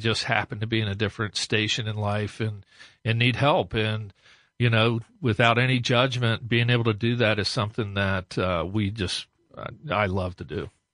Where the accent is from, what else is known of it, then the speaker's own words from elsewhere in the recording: Westerville, Ohio, United States; also born or lived in New Albany, Ohio; born and raised in Westerville